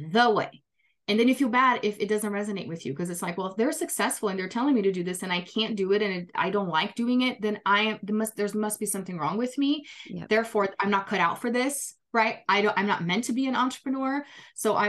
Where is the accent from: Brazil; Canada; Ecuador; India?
Brazil; English is a second language; moved away as an adult; now in United States; I'm originally from Brazil